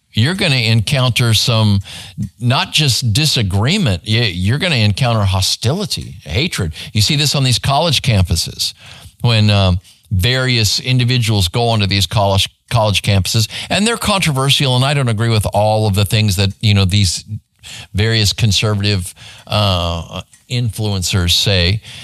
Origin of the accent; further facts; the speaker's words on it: Phoenix, Arizona, United States; now in Garland, United States; I grew up in Phoenix, Arizona